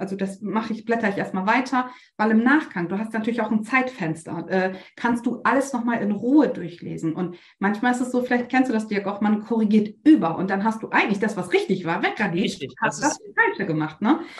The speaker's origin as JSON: {"language": "German", "region": "Bremen", "country": "Germany", "said": "ich komme aus Bremen"}